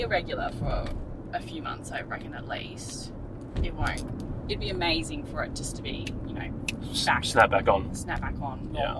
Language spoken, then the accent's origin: English; Gold Coast, Queensland, Australia; So Anna and I grew up together on the Gold Coast.